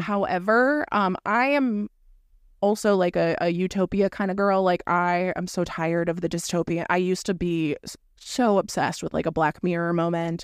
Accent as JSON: {"language": "English", "region": "Florida", "country": "United States", "moved": "yes", "said": "I'm from Florida originally."}